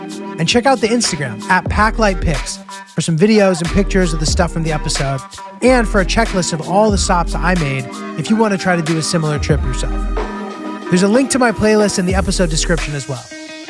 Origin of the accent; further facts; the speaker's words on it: New York, United States; also born or lived in Brooklyn, New York; I'm from New York. Like, I used to find similar critters in my apartment in Brooklyn all the time.